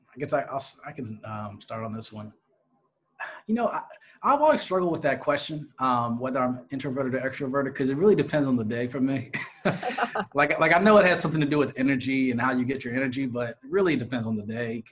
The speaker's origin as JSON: {"language": "English", "town": "Philadelphia", "region": "Pennsylvania", "country": "United States", "also_born_or_lived": "Atlanta, Georgia", "moved": "as an adult", "said": "I'm originally from the greater Philadelphia area"}